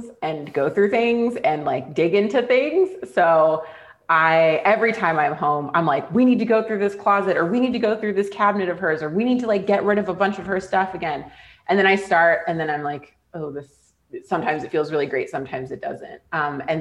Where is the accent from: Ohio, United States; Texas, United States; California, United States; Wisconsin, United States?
California, United States; moved away as an adult; also born or lived in Scotland / Canada; being back in my hometown